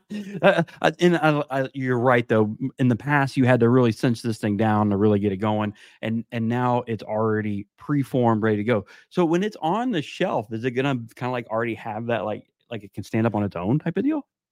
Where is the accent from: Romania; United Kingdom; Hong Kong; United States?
United States; South Florida; now in North Carolina, United States; I'm from South Florida